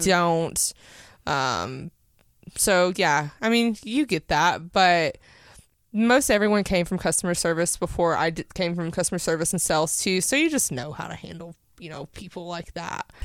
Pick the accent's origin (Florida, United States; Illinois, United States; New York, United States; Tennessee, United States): Tennessee, United States; Powell; I grew up in Powell my whole life